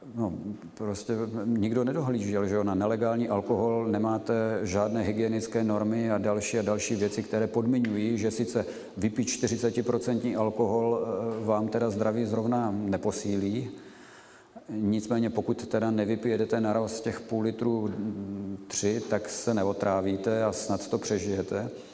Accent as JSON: {"language": "Czech", "country": "Czechia"}